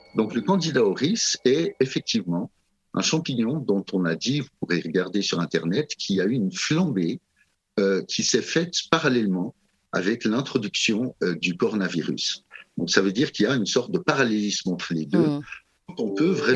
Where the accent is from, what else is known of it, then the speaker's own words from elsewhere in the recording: Switzerland; chez nous en Suisse